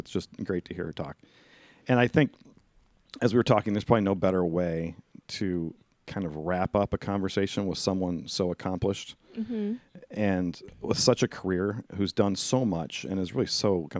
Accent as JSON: {"language": "English", "region": "Indiana", "country": "United States", "said": "I'm from Indiana."}